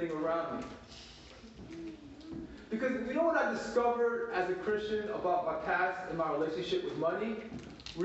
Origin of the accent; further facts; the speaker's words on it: Baltimore, Maryland, United States; moved away as an adult; now in Atlanta, United States; When I was growing up in Baltimore City